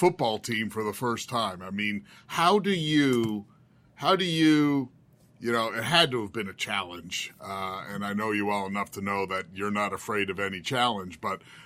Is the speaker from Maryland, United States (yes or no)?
yes; Maryland, United States; I'm from Maryland.